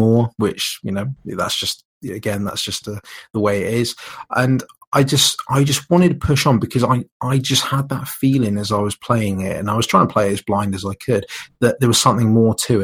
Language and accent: English; United Kingdom; being British